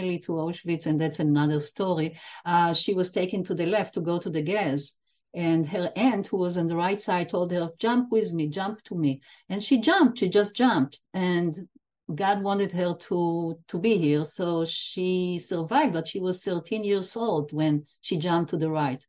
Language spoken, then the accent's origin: English; Israel; I was born in Israel, but my parents are Holocaust survivors, both of them